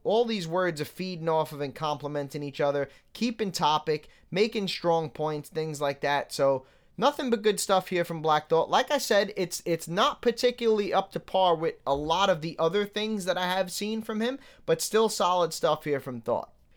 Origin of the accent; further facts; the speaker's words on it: New York City, New York, United States; moved away; I grew up in New York City